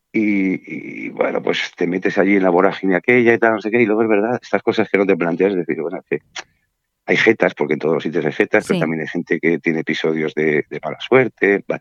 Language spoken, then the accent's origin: Spanish; Burgos, Castile and León, Spain; moved away as an adult; also born or lived in Mallorca; now in Palma, Spain; yo soy de Burgos y me tuve que venir en el año 93, el 4 de enero del 93, que fue la fecha en que tomé posesión en plenas Navidades, solo a Mallorca